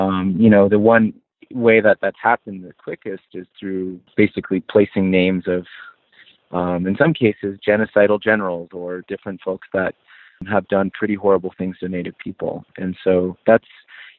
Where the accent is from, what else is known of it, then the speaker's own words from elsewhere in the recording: Four Corners, United States; now in Colorado, United States; I'm from the Navajo Nation